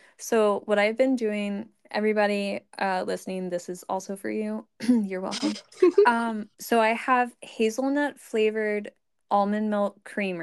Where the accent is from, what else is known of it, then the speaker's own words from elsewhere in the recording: United States; But like if, again, this is me as an American woman